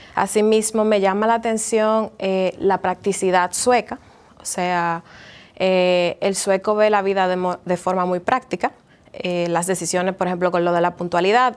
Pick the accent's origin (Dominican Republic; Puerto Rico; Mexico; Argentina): Dominican Republic; moved away; also born or lived in Finland / Sweden; como cultura dominicana